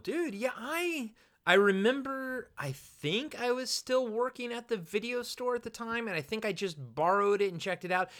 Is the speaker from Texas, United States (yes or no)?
no; Roanoke, Virginia, United States; I was born in Roanoke, Virginia